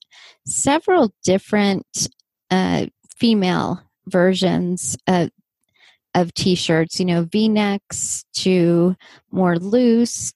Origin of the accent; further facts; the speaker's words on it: Southern California, United States; accent: Southern California; growing up in the same area